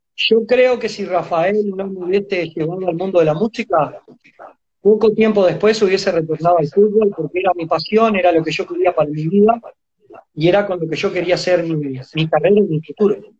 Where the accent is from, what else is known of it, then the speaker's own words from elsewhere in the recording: Montevideo, Uruguay; also born or lived in Mercedes, Soriano, Uruguay; cuando yo tenía 5 añitos se la jugó y se vino a Montevideo, a la capital, porque nosotros éramos de Mercedes, va, soy nacido en Mercedes, en Soriano